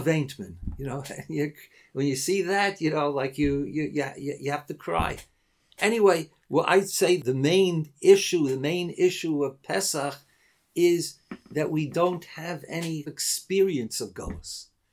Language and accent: English; United States; moved away; When I grew up in America, so my father, unfortunately for him, and perhaps unfortunately for me, was a rabbi